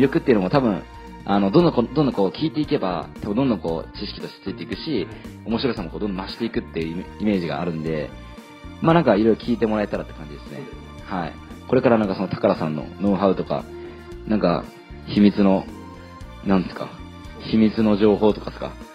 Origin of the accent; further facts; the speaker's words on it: Kyushu, Japan; moved away as an adult; also born or lived in Kansai / Tokyo; 出身は九州の方なんです